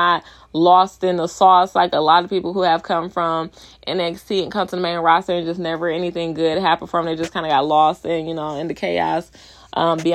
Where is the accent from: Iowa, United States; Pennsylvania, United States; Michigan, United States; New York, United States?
Michigan, United States; Detroit; I'm from Detroit, we have our own type of jargon, our own type of slang